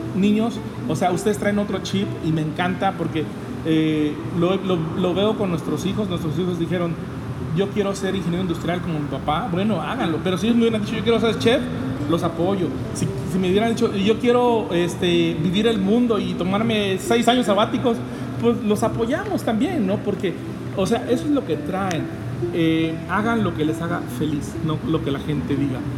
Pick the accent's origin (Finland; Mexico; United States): Mexico; Veracruz; also born or lived in Tlacotalpan; regreso a Veracruz y aquí me estuve hasta la secundaria